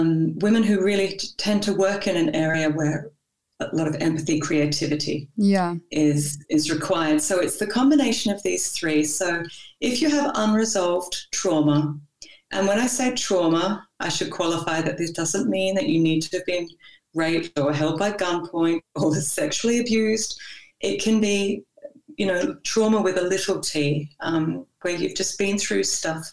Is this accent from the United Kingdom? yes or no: no; Australia; moved away as an adult; now in Copenhagen, Denmark; I'm Australian